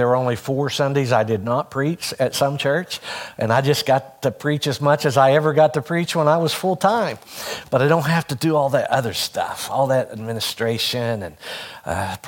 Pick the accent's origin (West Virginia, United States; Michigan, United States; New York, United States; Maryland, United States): West Virginia, United States; Hurricane; moved away as an adult; also born or lived in Ohio; now in West Virginia, United States; I grew up out on Coal Mountain, but I lived just across the Putnam County line. So I went all 12 years of school to Hurricane